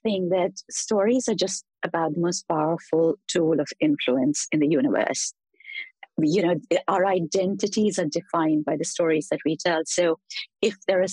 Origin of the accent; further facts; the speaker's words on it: India; having been born in India, grown up in India